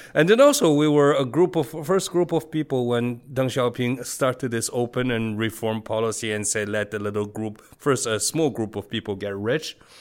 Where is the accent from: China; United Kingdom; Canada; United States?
China; Beijing; moved away as an adult; now in Taiwan; I was born and raised in Beijing